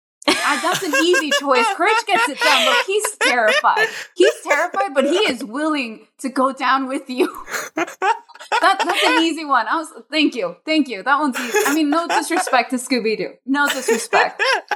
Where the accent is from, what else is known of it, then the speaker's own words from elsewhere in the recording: Anaheim, California, United States; Let's see. I grew up in Anaheim, Mexican Guatemalan.